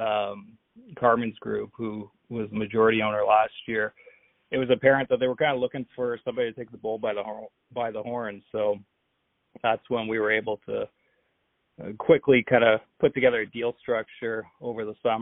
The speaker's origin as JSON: {"language": "English", "town": "Hamilton", "region": "Ontario", "country": "Canada", "tie": "born or raised there", "said": "growing up in Hamilton, I remember the IBL"}